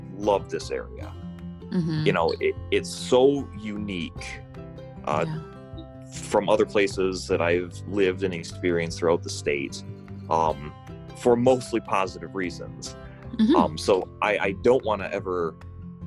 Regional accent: Hawks, Michigan, United States; moved away as an adult; now in Farmington, United States; I was born and raised in Hawks, Michigan

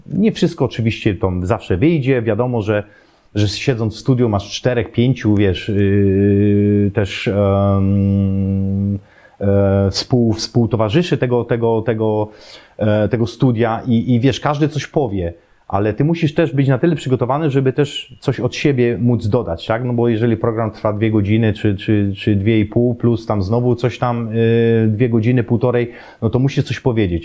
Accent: Poland; moved away as an adult; also born or lived in Germany; wychowałem się na siatkówce w szkole podstawowej, bo akurat był profil tej, tej mojej szkoły, trzynastki w Obrzychu

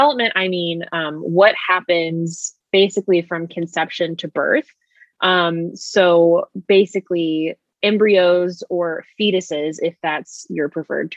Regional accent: Austin, Texas, United States; also born or lived in Indiana; now in Dallas, United States; Natalie and I went to elementary school together. So we've known each other for a very long time. We're both from Austin, Texas

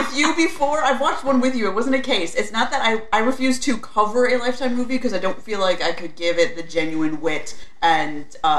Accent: New Jersey, United States; I am a Yankee. That means I'm from New Jersey.

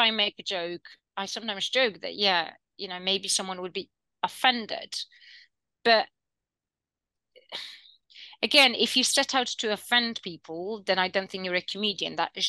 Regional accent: United Kingdom; And I also have jokes about British people because I'm also British, right?

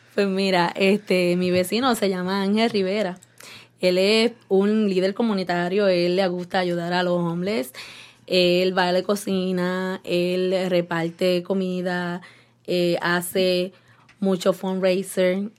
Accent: Yauco, Puerto Rico; moved away as an adult; now in Cleveland, United States; llevo 20 años aquí en Cleveland, Ohio, y soy una jibarita de Yauco.

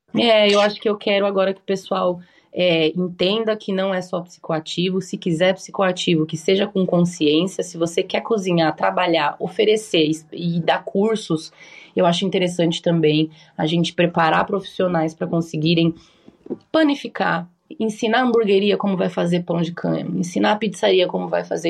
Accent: Brazil; moved away as an adult; also born or lived in Japan; now in Uruguay; eu sou brasileira

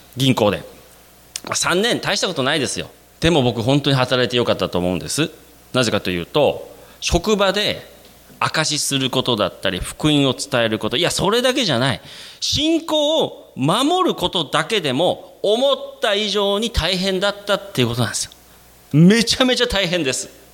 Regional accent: Sapporo, Hokkaido, Japan; moved away as an adult; also born or lived in Nara, Japan / South Korea; 私生まれも育ちも札幌でして

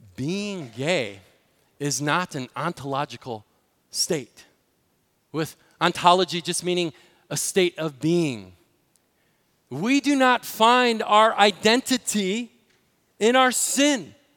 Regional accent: Illinois, United States; in Illinois, my home state

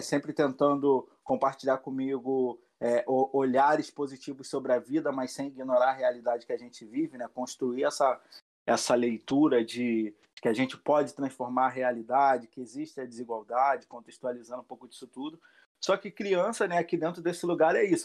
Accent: Rio de Janeiro, Brazil; Sou do Complexo do Alemão a vida inteira é, minha infância aqui nesse lugar, desde criança

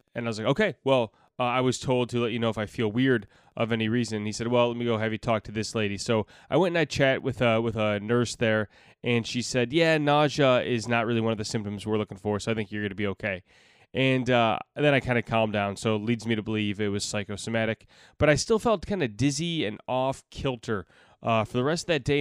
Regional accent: Chicago, Illinois, United States; I am a comedian from Chicago, Illinois

